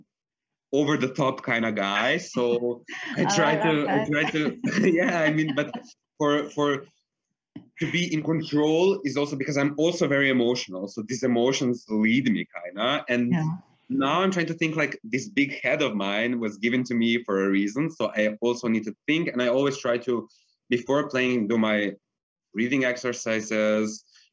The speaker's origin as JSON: {"language": "English", "town": "Belgrade", "country": "Serbia", "tie": "born or raised there", "moved": "as an adult", "lives_now": "Vienna, Austria", "said": "I grew up in Belgrade in Serbia. That's where I went to school"}